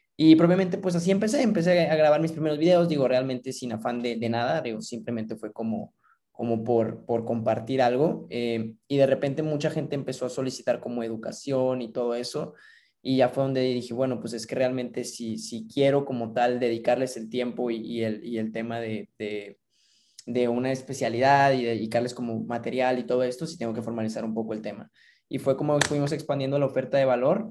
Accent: Mexico; yo me encontraba trabajando en una institución financiera aquí en mi país

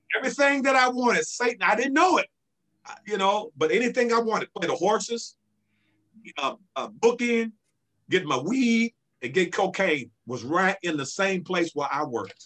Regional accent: Centerview, California, United States; I grew up in Centerview

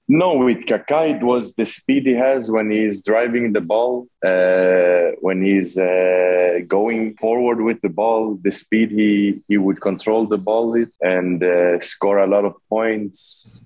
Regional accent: Sweden; moved away as an adult; now in Philippines; I'm born and raised in Sweden, uh, lived there my whole life.

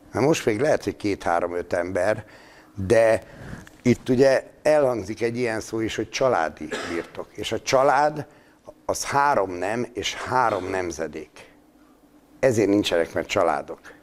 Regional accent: Szabolcs-Szatmár-Bereg, Hungary; én Szabolcs Szatmár Bereg megyének a Szatmári részén születtem

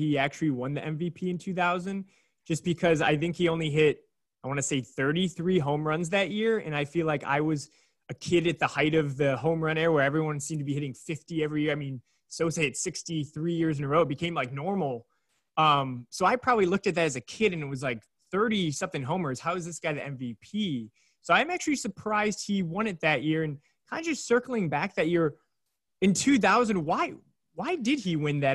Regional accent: Chicago, Illinois, United States; I'm from Chicago

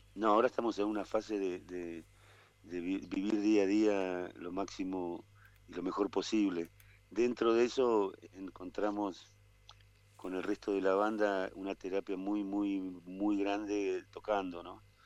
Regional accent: Buenos Aires, Argentina; moved away as an adult; now in Nono, Argentina; soy, porteño y, y hace veintipico de años me vine a vivir a la sierra

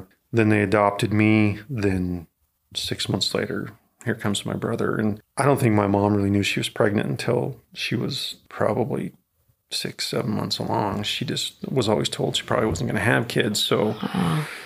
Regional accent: North Idaho, United States; moved away; I grew up in North Idaho.

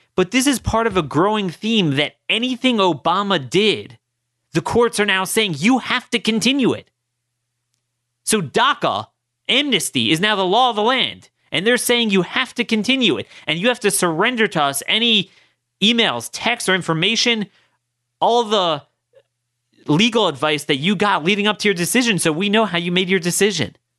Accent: Maryland's third district, United States; I'm from Maryland's third district.

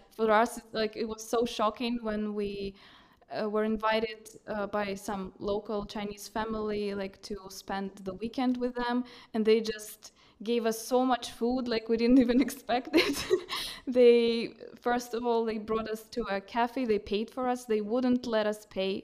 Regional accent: Russia; moved away as an adult; now in Reykjavik, Iceland; I was brought up in Russia

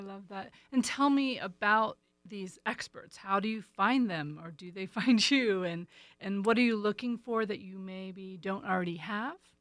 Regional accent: East Coast, United States; moved away; I'm from the East Coast

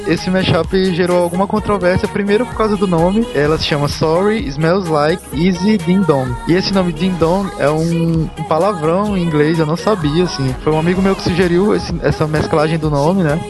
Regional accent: Brazil; eu sou brasileiro

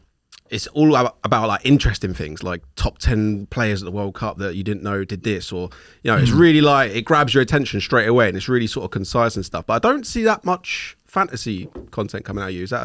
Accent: Luton, East of England, United Kingdom; Luton games, which was my hometown.

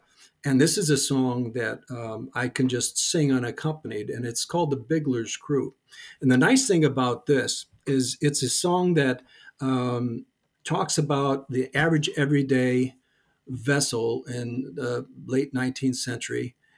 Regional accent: Chicago, Illinois, United States; I had no clue growing up in Chicago what the Great Lakes really, the role that they played.

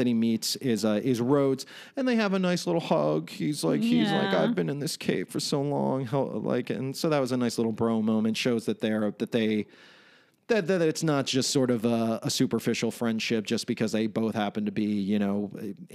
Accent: Florida, United States; I grew up in Florida

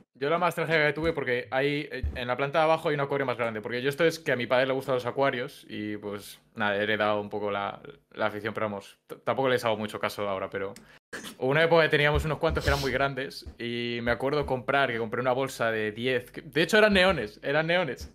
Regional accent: Valladolid, Castile and León, Spain; soy un chico de Valladolid

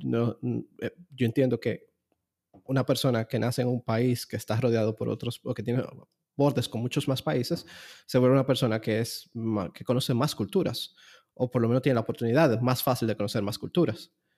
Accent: Dominican Republic; ser dominicano, de, de, vivir aquí en República Dominicana

